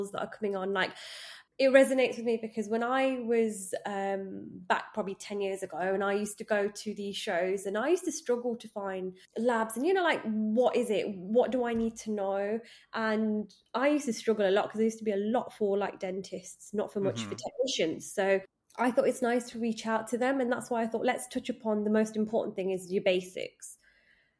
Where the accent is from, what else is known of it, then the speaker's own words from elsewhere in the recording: Manchester, North West England, United Kingdom; the Manchester Dental Show, which also happens to be like my hometown as well